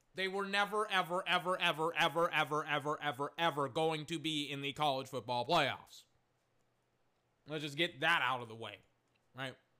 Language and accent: English; Texas, United States; I'm, I'm from Texas